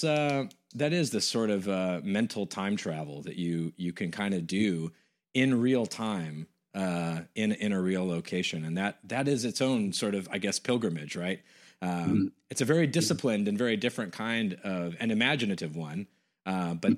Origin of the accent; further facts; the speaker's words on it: West Coast, United States; moved away; I'm from the West Coast originally